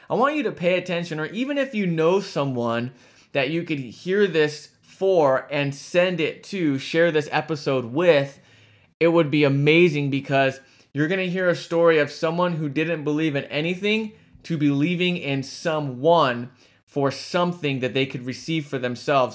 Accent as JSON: {"language": "English", "region": "California", "country": "United States", "tie": "born or raised there", "said": "from California, my home state."}